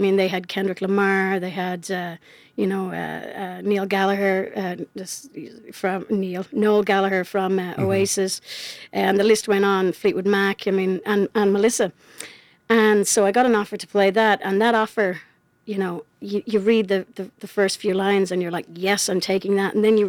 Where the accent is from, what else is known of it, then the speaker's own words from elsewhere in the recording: Charlottetown, Prince Edward Island, Canada; got on a plane back to my hometown of Charlottetown, did a show, 8:30 the next morning.